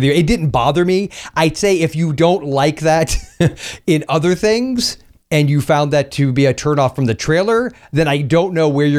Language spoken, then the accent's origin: English; Florida, United States; the capital of my home state